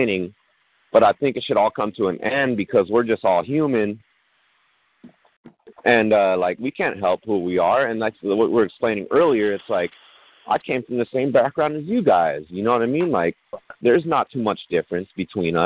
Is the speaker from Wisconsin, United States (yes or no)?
no; Long Beach, California, United States; I grew up in Long Beach.